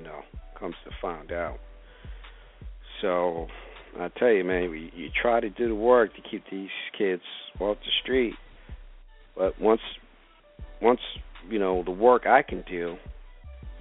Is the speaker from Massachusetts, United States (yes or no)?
no; Brentwood, New York, United States; 3 weeks ago in Brentwood, Long Island. Yes, yes, my hometown.